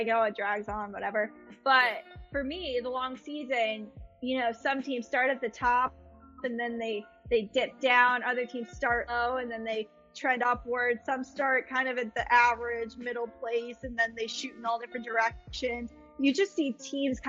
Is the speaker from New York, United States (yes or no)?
no; Boston, Massachusetts, United States; moved away; also born or lived in Pennsylvania; Boston's my home.